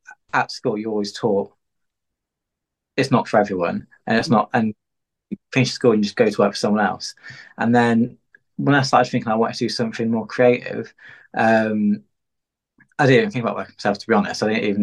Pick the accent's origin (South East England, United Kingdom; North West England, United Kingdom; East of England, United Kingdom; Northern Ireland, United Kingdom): East of England, United Kingdom; Peterborough; I'm from Peterborough